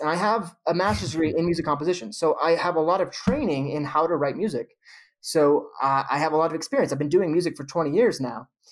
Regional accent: Modesto, California, United States; moved away; I grew up in the Central Valley in Modesto, California

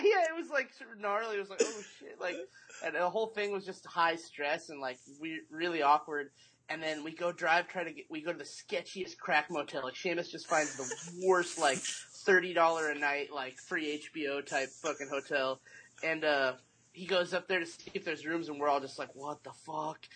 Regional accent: Mesa, Arizona, United States; also born or lived in Tempe, Arizona; Arizona, born and raised in Mesa

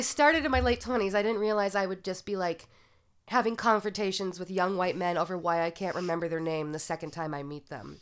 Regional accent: South Portland, Maine, United States; moved away; growing up in Maine

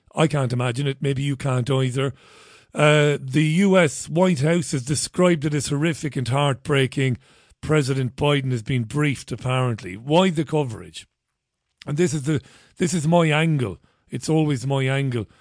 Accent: Ireland; I'm an Irishman

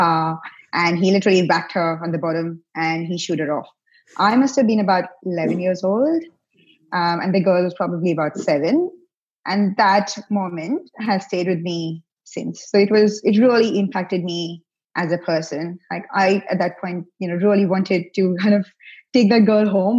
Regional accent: India; moved away as an adult; now in Victoria, Australia; I grew up in India.

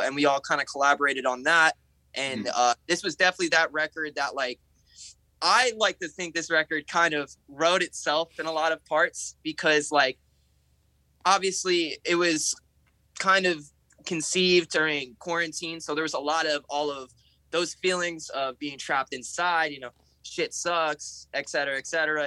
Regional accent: New Jersey, United States; We're from New Jersey

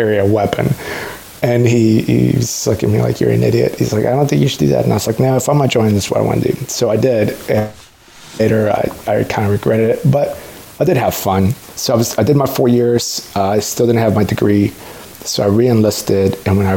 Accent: San Antonio, Texas, United States; also born or lived in Mexico City, Mexico / Austin, Texas; grew up in San Antonio

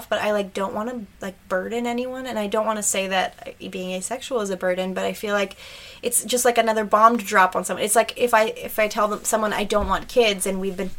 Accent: Thunder Bay, Ontario, Canada; moved away; I'm from Thunder Bay and it's a very like close-knit

